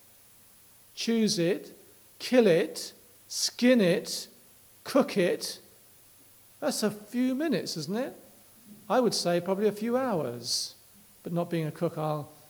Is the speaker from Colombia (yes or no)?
no; England, United Kingdom